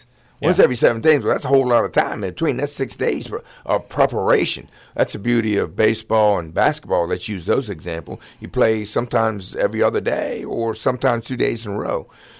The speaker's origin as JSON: {"language": "English", "town": "Middletown", "region": "Maryland", "country": "United States", "said": "I'm from Middletown, too."}